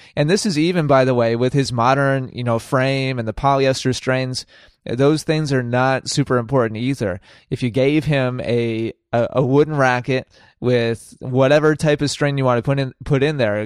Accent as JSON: {"language": "English", "region": "Wisconsin", "country": "United States", "tie": "born or raised there", "said": "in Wisconsin, my home state."}